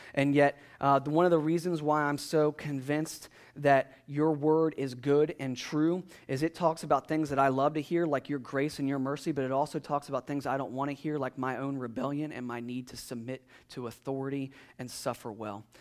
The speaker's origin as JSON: {"language": "English", "country": "United States", "said": "being an American"}